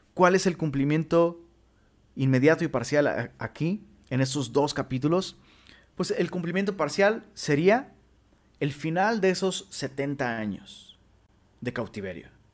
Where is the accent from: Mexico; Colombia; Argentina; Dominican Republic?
Mexico; also born or lived in Monterrey, Mexico; en nuestro idioma mexicano